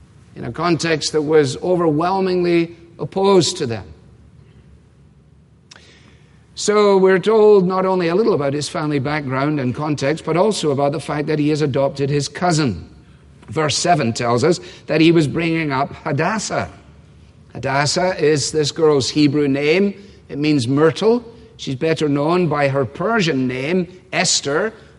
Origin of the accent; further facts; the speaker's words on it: Scotland, United Kingdom; now in United States; you grew up there